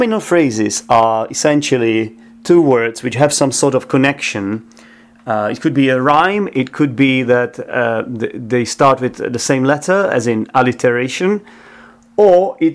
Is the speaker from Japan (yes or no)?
no; Czechia; now in London, United Kingdom